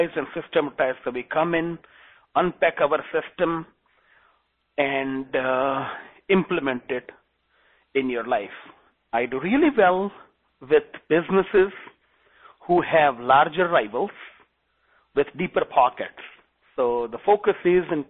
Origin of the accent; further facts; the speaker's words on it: India; English is a second language; moved away as an adult; now in United States; I'm originally from India. And I do have a very thick accent